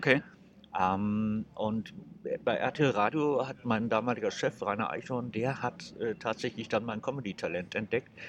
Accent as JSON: {"language": "German", "region": "Saarland", "country": "Germany", "also_born_or_lived": "Frankfurt", "moved": "as an adult", "said": "Ich komme aus dem Saarland. Du kommst aus dem Saarland? ja. Woher genau? Äh, aus dem Hochwald."}